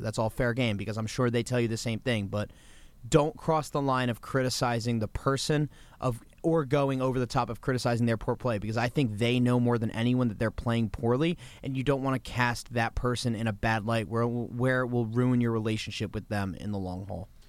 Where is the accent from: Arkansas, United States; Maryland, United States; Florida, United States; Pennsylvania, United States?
Maryland, United States; Kensington; also born or lived in Washington, D.C.; we grew up on Capitol Hill, and then when I was about nine years old, we moved to Kensington, Maryland, right outside Bethesda